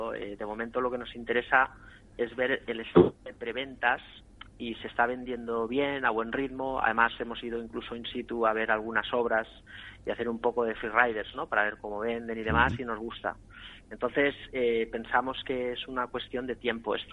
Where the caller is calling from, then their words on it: Madrid, Community of Madrid, Spain; Buenas tardes, soy … de Madrid.